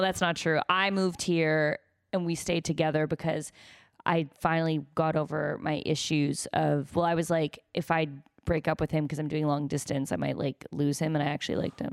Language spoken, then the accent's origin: English; United States; I'm American